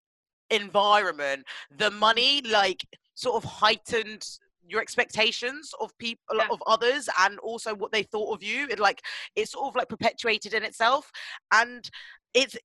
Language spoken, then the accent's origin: English; Windsor, South East England, United Kingdom; where I was brought up in Windsor, like, it literally has a castle